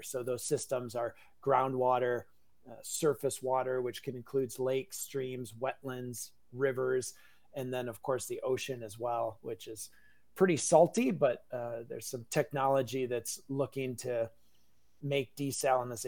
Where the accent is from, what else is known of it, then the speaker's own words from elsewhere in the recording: Wisconsin, United States; I'm a native Wisconsinite